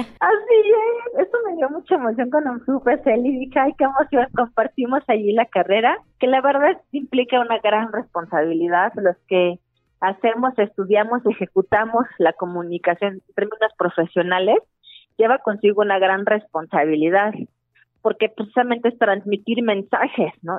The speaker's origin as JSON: {"language": "Spanish", "town": "Guadalajara", "region": "Jalisco", "country": "Mexico", "moved": "yes", "said": "yo soy de Guadalajara"}